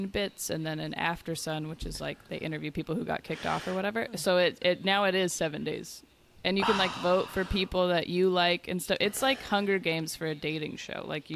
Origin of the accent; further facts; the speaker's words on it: Seattle, Washington, United States; I'm from Seattle